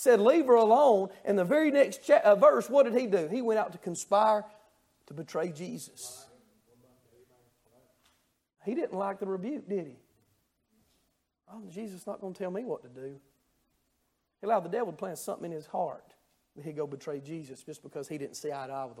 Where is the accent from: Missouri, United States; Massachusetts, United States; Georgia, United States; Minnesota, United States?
Georgia, United States; North; I'm from Georgia, North Georgia